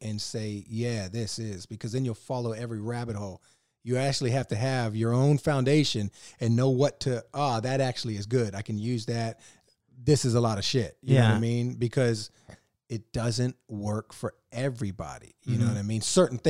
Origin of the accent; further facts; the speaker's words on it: Virginia, United States; You remember, I grew up in Virginia. That's 20 minutes south of D.C.